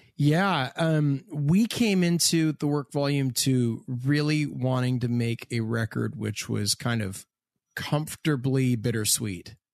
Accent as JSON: {"language": "English", "town": "Hamilton", "region": "Ontario", "country": "Canada", "said": "I am from Hamilton, Ontario, Canada"}